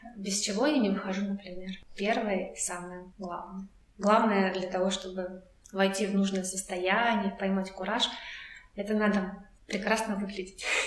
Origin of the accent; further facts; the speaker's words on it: Russia; first language Russian; Я говорю, из России